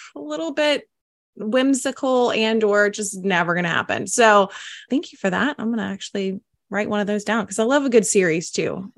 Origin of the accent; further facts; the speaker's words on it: the South, United States; I'm from the South